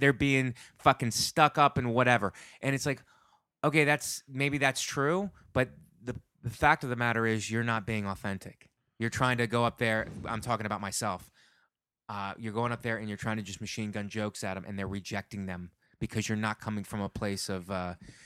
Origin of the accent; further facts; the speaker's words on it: Youngstown, Ohio, United States; I'm from Youngstown, Ohio, too